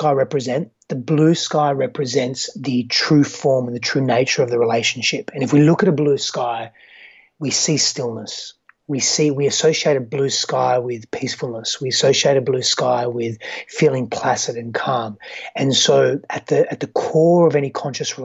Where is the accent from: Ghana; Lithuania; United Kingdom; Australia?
Australia; Fremantle, Western Australia; also born or lived in Greece; I hail from Perth, Western Australia, precisely Fremantle, Western Australia. However, so I was born in Fremantle. I grew up in Western Australia